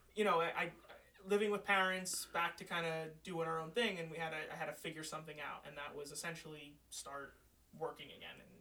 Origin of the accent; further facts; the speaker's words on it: Manahawkin, New Jersey, United States; moved away as an adult; now in Bergen County, United States; I grew up in Manahawkin near the beach